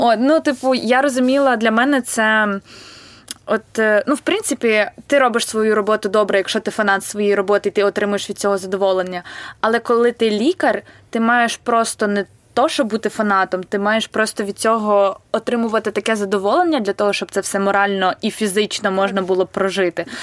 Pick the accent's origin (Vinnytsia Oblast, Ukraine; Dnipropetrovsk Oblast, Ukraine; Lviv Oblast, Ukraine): Vinnytsia Oblast, Ukraine; Vinnytsia; я вінничанка і тут народилася